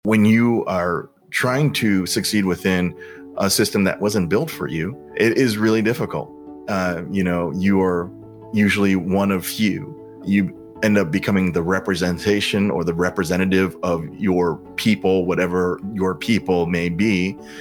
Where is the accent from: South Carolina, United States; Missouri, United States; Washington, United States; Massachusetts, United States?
Missouri, United States; St. Louis; growing up in Saint Louis in the seventies and eighties